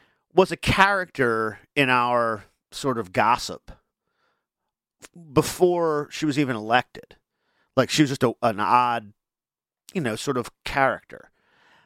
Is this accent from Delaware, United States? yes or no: yes; Wilmington, Delaware, United States; I'm from Wilmington. I went to the University of Delaware. I grew up here.